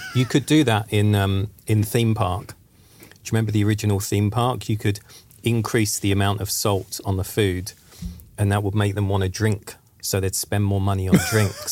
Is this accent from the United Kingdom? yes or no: yes; England, United Kingdom; now in Sweden; I'm from England